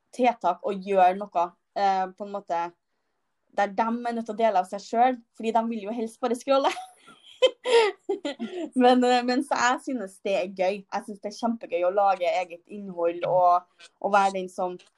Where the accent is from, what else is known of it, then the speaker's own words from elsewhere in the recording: Trøndelag, Norway; Jeg er trønder.